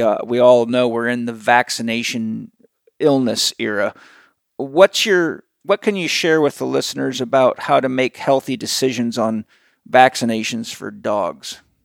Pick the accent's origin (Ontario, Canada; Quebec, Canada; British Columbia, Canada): British Columbia, Canada; Vancouver Island; I grew up on a farm and I grew up on Vancouver Island in the wild.